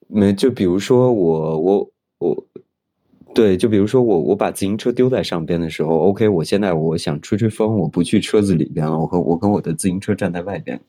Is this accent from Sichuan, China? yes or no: no; Beijing, China; moved away as an adult; now in Shanghai, China; 因为我本来我是一个北京人